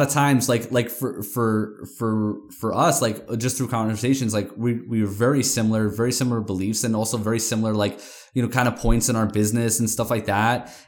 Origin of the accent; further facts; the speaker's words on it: New York, United States; I'm from New York